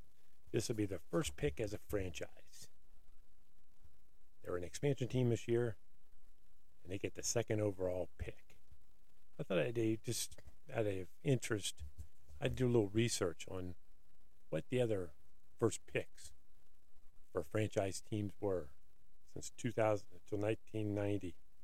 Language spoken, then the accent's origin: English; Ohio, United States; I'm from Ohio